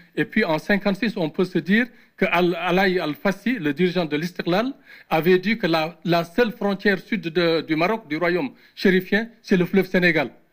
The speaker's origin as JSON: {"language": "French", "country": "Mauritania", "said": "en tant que Mauritanien"}